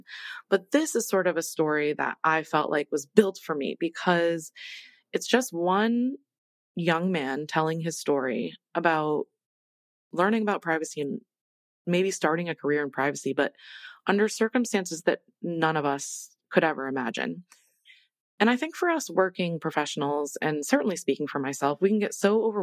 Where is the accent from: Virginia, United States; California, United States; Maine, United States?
Maine, United States; now in Washington, DC, United States; Maine is my home state